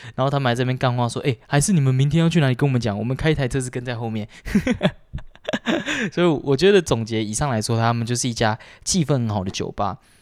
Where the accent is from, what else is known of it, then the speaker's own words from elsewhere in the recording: Taiwan; 台湾本岛的人